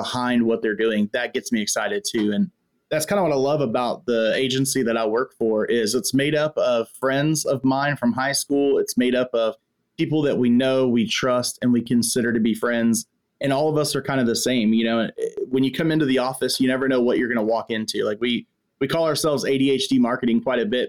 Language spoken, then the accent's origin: English; Texas, United States; right here in my home state of Texas